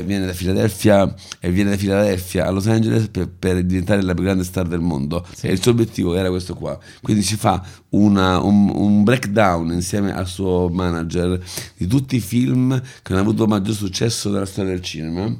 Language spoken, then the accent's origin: Italian; Rome, Lazio, Italy; io sono nato e cresciuto a Prati